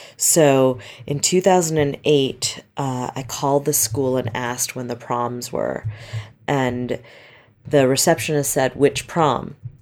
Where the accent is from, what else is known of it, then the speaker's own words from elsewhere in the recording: Westchester, New York, United States; moved away; I grew up in Westchester, uh, which is about sixty miles north of Manhattan